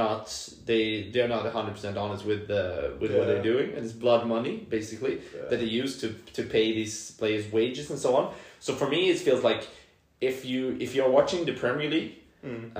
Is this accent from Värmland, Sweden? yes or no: no; Solna, Stockholm County, Sweden; I was born and raised in Solna